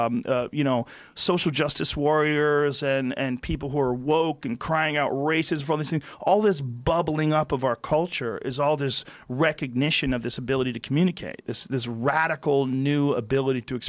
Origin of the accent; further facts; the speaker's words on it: New Jersey, United States; I was born in New Jersey.